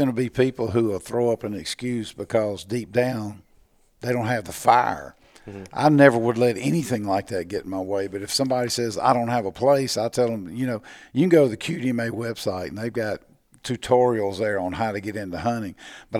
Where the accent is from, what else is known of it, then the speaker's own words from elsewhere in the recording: Natchez, Mississippi, United States; I grew up in Natchez.